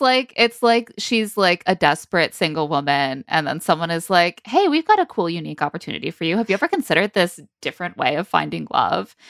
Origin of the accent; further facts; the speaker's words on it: South Bend, Indiana, United States; now in New York City, United States; as someone who grew up in South Bend myself